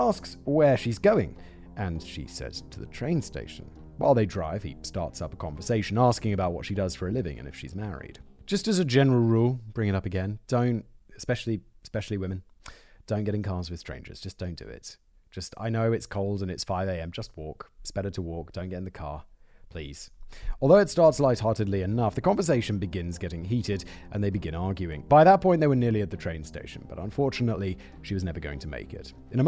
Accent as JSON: {"language": "English", "country": "United Kingdom", "said": "because she's Czech, I'm British, and our kids, we raised to speak both languages."}